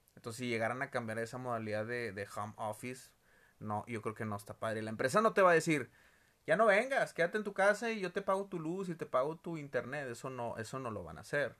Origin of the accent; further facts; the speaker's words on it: Monterrey, Nuevo León, Mexico; todos los regios